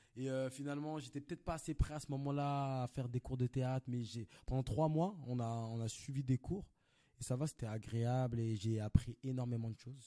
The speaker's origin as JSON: {"language": "French", "town": "Paris", "region": "Île-de-France", "country": "France", "tie": "born or raised there", "said": "Et moi je viens de Paris, Belleville. Je suis né, j'ai grandi à Belleville"}